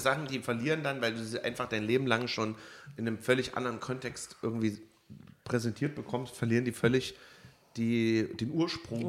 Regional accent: Germany; als Piefke

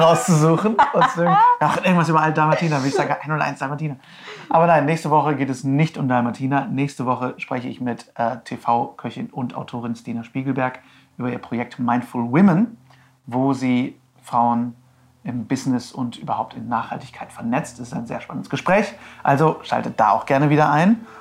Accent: Herford, North Rhine-Westphalia, Germany; moved away; Herford, meine Heimatstadt

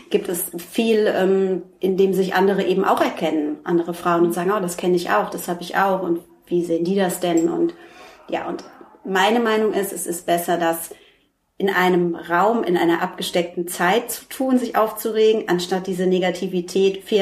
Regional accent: Frankfurt, Hesse, Germany; now in Hamburg, Germany; Ich komme aus Frankfurt.

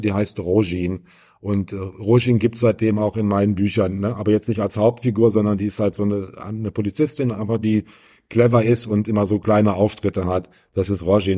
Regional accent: Wolfenbüttel, Lower Saxony, Germany; moved away; in Wolfenbüttel in meiner alten Heimat

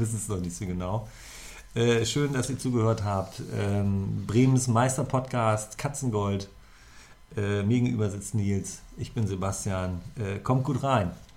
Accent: Zonenrandgebiet, Germany; also born or lived in Göttingen; ich komme ja aus dem Zonenrandgebiet

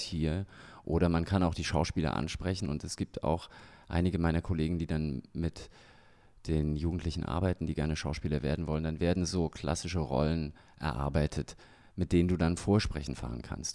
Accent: Germany; also born or lived in Salzburg, Austria; now in Ingolstadt, Germany; ich bin ja auch in der DDR groß geworden

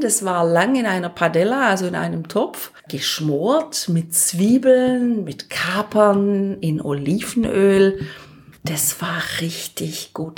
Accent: Germany; wir sind die beiden Deutschen

